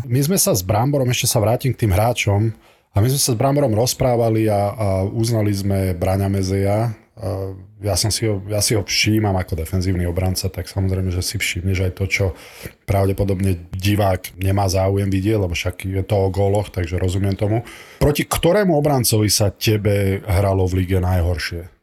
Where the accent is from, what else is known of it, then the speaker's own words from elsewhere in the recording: Nitra, Nitra Region, Slovakia; som z Nitry